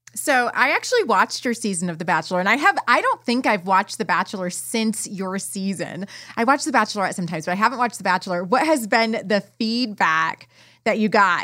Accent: near South Bend, Indiana, United States; moved away; I'm, like, right by South Bend, Indiana, from where I was originally from.

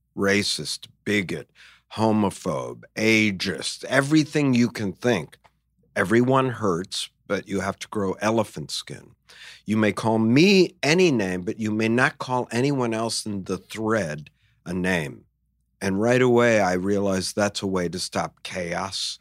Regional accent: United States; I'm an American

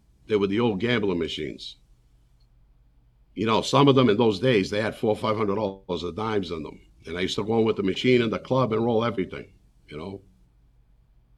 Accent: Boston, Massachusetts, United States; I grew up in the North End in Boston, in Little Italy.

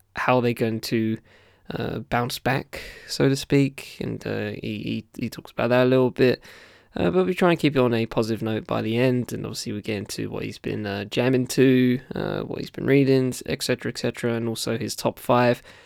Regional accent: Southend-on-Sea, East of England, United Kingdom; my town, my hometown, the South End

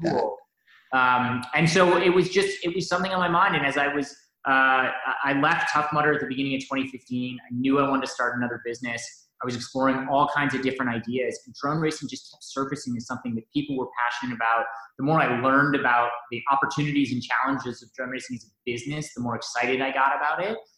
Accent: Wellesley, Massachusetts, United States; I grew up in Wellesley and uh, sort of a, a, you know, Boston native

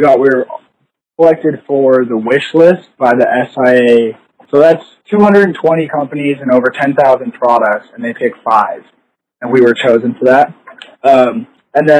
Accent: Salt Lake City, Utah, United States; I'm originally from Salt Lake. I grew up downtown, just right by the Capitol

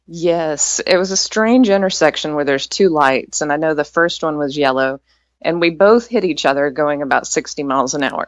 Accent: East Texas, United States; I grew up in East Texas

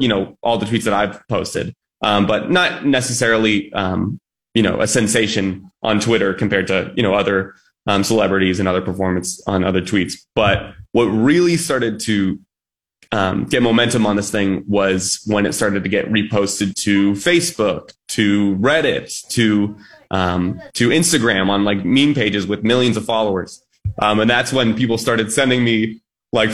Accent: Phoenix, Arizona, United States; now in Tucson, United States; I'm from Phoenix, Arizona. I went to school in Tucson, and that's where I currently reside

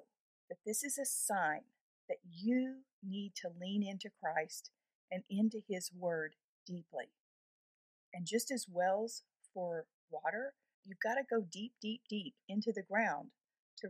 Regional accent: Texas, United States; here in my home state of Texas

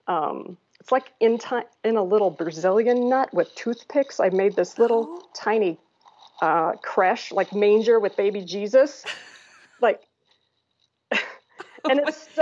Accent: Lincoln, Nebraska, United States; moved away as an adult; So I'm from Lincoln, Nebraska, and was there until I was 19.

